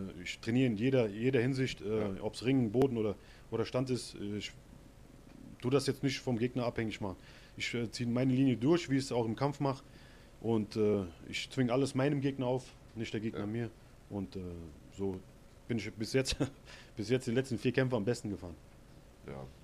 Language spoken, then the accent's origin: German; Hesse, Germany; ich komme aus Hessen, aber ich bin nach Saarland äh, ausgewandert